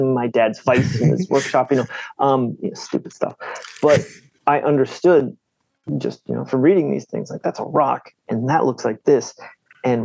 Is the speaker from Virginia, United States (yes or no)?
yes; Northern Virginia, United States; now in Baltimore, United States; I grew up in Virginia